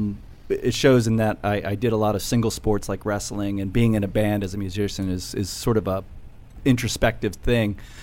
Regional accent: Fairfax, Virginia, United States; I'm from Fairfax, Virginia

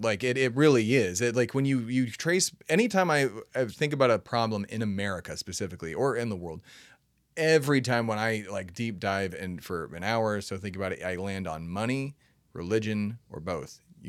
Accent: Texas, United States; I'm a Texan

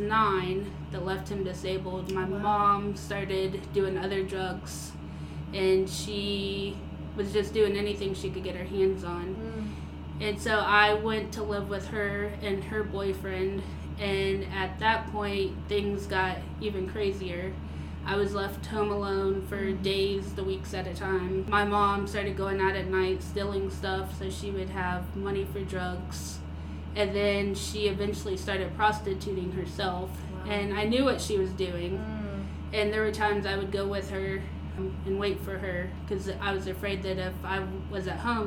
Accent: Central Florida, United States; I grew up in Central Florida

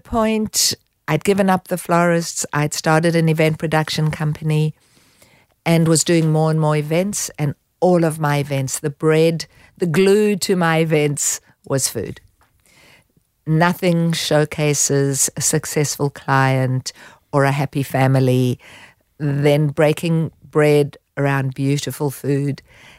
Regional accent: Haifa, Haifa District, Israel; now in Sydney, Australia; Well, I came from Haifa, which is a city on a beach, and landed in Sydney, and was taken to Bondi Beach, and I thought, well, this is heaven, and we bought fish and chips.

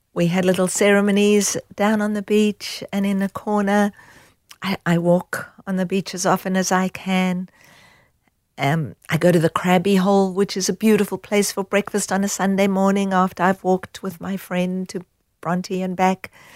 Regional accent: South Africa; growing up in South Africa

